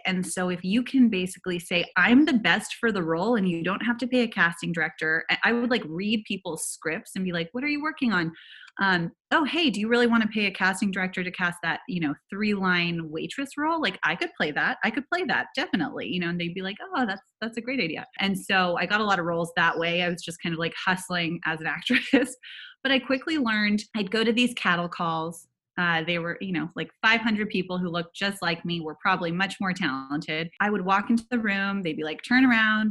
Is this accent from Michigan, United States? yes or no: no; Silicon Valley, California, United States; now in Los Angeles, United States; I grew up in Silicon Valley